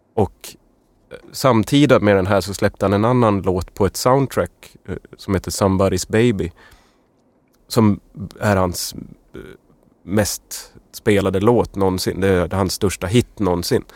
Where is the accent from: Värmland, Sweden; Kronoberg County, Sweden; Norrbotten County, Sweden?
Norrbotten County, Sweden; Luleå; moved away; jag kommer från Luleå